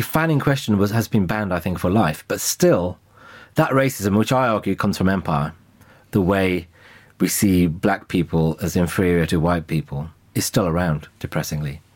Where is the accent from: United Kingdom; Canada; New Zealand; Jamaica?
United Kingdom; I'm British